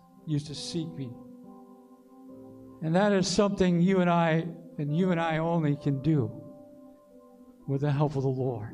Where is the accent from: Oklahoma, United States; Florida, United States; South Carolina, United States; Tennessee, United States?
South Carolina, United States; Aiken County; I'm from Aiken County.